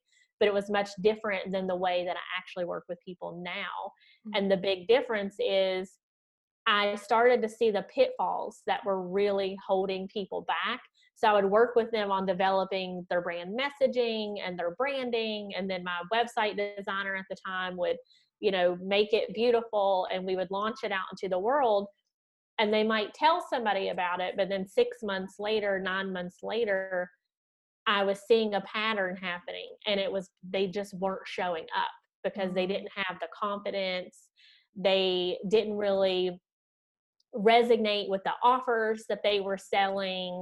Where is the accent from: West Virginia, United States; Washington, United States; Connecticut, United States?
West Virginia, United States; Southern; accent: Southern twangy; moved away as an adult; also born or lived in Florida; now in Munich, Germany; you might hear my Southern twangy accent, I'm originally from Southern West Virginia, born and raised.